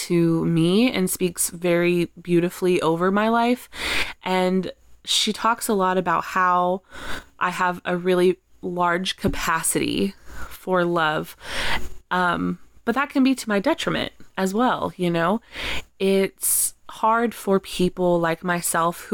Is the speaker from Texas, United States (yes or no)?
yes; Texas, United States; now in New York, United States; after I moved away from Texas and I moved to New York